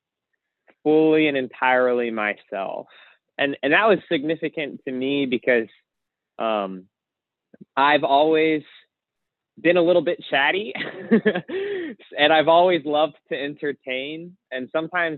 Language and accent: English; Baltimore, Maryland, United States; moved away; I am originally from Baltimore, Maryland.